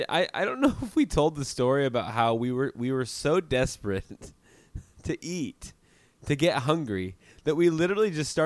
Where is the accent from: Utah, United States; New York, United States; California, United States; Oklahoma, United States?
New York, United States; born there; I was born in New York, and I tried a bagel, and I actually liked it.